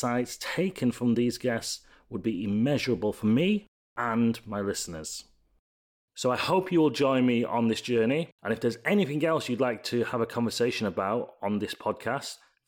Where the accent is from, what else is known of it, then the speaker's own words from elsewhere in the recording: Leeds, Yorkshire and the Humber, United Kingdom; So a little bit about me. I'm 37 from Leeds in the UK